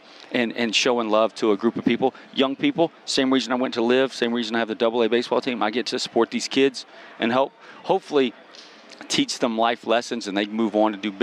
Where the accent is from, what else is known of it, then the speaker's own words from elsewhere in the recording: the South, United States; I'm from the South